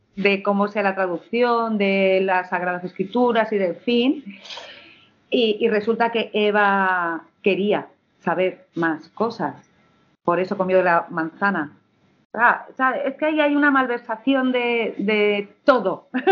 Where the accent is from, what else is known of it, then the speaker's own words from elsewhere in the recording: Madrid, Community of Madrid, Spain; also born or lived in Villanueva de Alcardete, Toledo; soy hedionda de Madrid, pero soy hedionda de Madrid